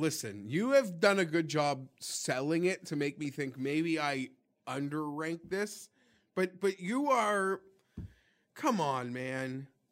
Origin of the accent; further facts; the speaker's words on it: Canada; being Canadian